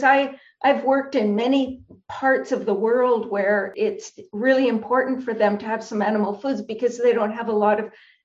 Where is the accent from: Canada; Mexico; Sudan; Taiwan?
Canada; I'm a Canadian